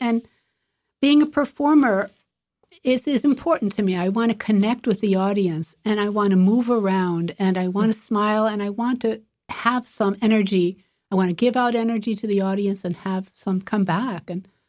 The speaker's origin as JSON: {"language": "English", "region": "Illinois", "country": "United States", "tie": "born or raised there", "lives_now": "Boston, United States", "said": "Well, I'm originally from Illinois, and I came here to go to Berklee College of Music. And Boston is about as different from where I grew up in the suburbs of Chicago, as you can imagine."}